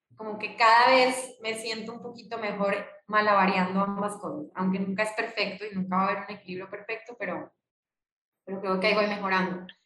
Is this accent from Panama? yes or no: no; Colombia; now in Mexico; cuando nos vinimos de Colombia a México